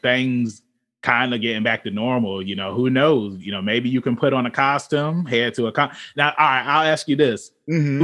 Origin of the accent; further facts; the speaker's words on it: Virginia, United States; we're all from Virginia